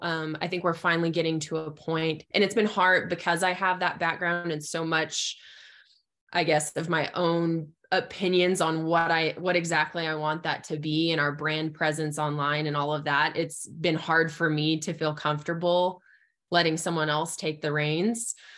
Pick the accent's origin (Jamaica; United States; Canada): United States; southeastern Arizona; moved away as an adult; also born or lived in eastern Oklahoma / Lubbock, Texas / Amarillo, Texas; now in Clovis, New Mexico, United States; I am originally from Arizona, so I was born and raised in southeastern Arizona